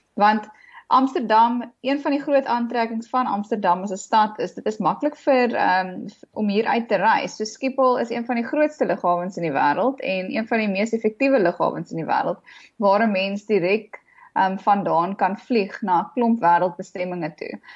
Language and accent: Afrikaans; Johannesburg, Gauteng, South Africa; ek het in Johannesburg groot geword